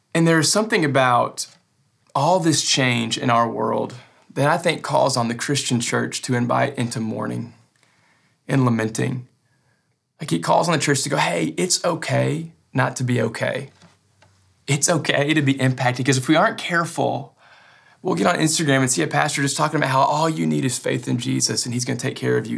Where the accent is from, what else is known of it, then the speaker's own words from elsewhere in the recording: West Kentucky, United States; I'm from West Kentucky, and I'm proud of it